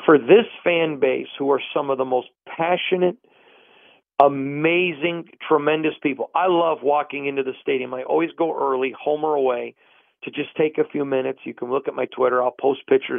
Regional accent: Michigan, United States; moved away; I grew up in Michigan

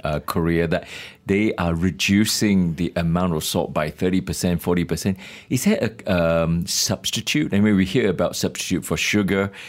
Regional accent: East Coast, Malaysia; I'm from East Coast

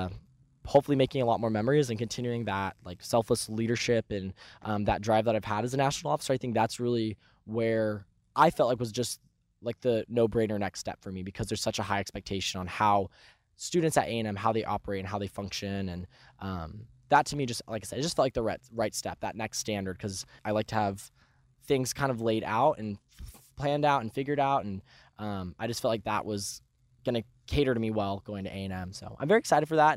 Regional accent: Colfax, Washington, United States; So I'm from a very rural part of Washington, right by Idaho, a little town called Colfax.

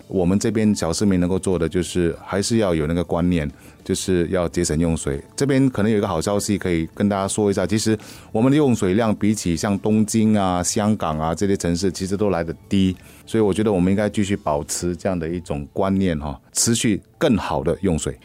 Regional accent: Singapore; 我们新加坡人

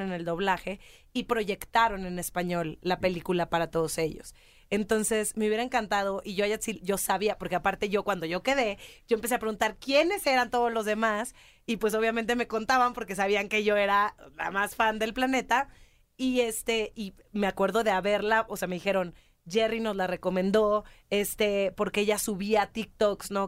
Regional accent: Mexico; soy mexicana

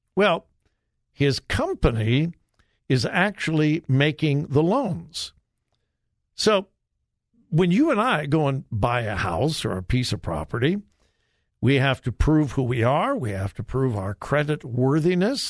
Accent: California, United States; moved away as an adult; also born or lived in South Carolina; now in Ohio, United States; I am a native Californian. I've been gone for many years. I've been here in Ohio for 40, I believe 47 years, I think it is. Uh, so I've been in Ohio much longer than I was in California, but it's my home state. That's where I was born. I was raised

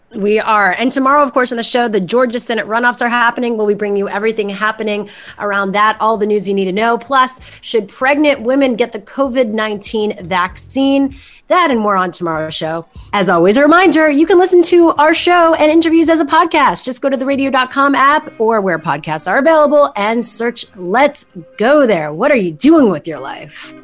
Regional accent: Montreal, Quebec, Canada; moved away; My uh, friends back in Montreal, my hometown

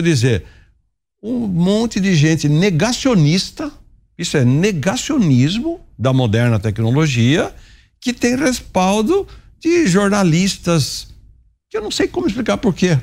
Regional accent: Araras, São Paulo, Brazil; eu vou lá para Araras, minha terra

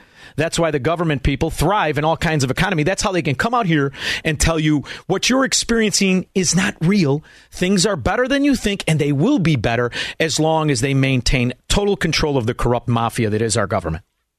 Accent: Melrose Park, Illinois, United States; I'm from Melrose Park.

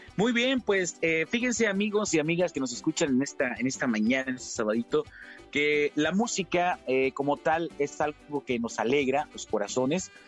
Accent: Tlapehuala, Guerrero, Mexico; el himno de mi pueblo, el himno de mi ciudad, el gusto atlapeguala

